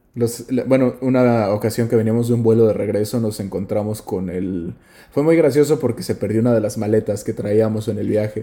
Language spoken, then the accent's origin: Spanish; Mexico; moved away; nosotros somos de México